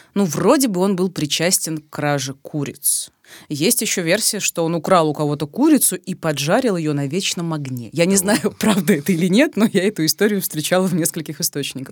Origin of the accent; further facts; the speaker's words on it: Rostov-on-Don, Rostov Oblast, Russia; на моей малой родине в Ростове-на-Дону